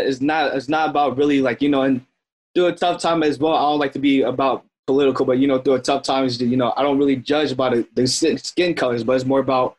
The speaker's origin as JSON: {"language": "English", "town": "Florence", "country": "United States", "tie": "born or raised there", "also_born_or_lived": "St. Joseph, Missouri", "said": "You know, I was born in Missouri, St. Joseph, Missouri, moved to Florence, which, you know, technically, quote, is kind of where I'm at, is like the hood a lot."}